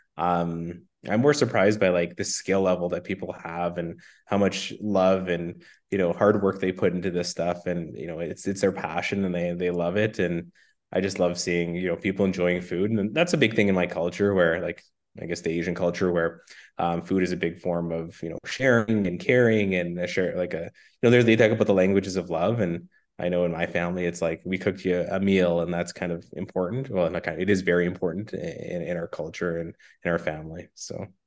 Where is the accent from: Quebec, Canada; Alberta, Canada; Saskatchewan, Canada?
Saskatchewan, Canada; Saskatoon; I was born and raised in Saskatoon